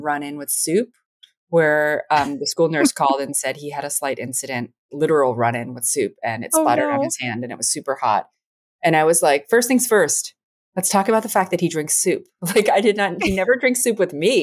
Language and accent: English; New York City, New York, United States; I grew up in New York City in the 90s